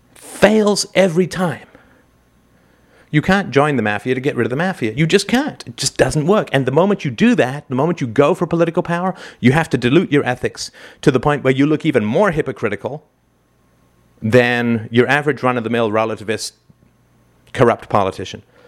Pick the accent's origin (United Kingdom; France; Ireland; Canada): Canada; I'm a Canadian